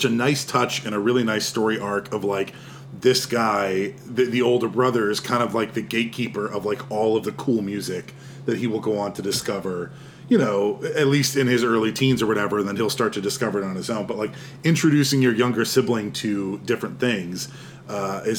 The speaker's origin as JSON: {"language": "English", "region": "Texas", "country": "United States", "tie": "born or raised there", "said": "I grew up in Texas"}